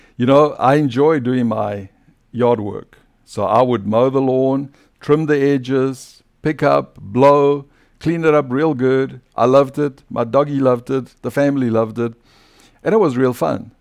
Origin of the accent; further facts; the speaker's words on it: South Africa; accent: South African; now in United States; my old identity as a South African